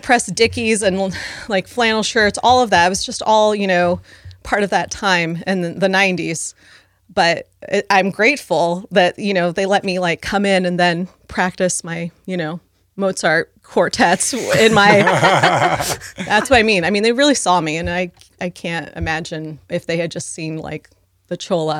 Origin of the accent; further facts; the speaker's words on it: San Diego, California, United States; And then we were growing up in San Diego at that time. We moved not even every year, I mean, multiple times during the year, just trying to be safe from my dad.